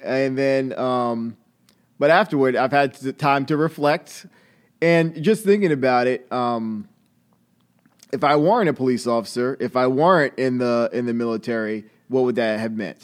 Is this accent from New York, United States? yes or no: yes; Long Island, New York, United States; moved away as an adult; also born or lived in Atlanta, Georgia; I'm from Long Island originally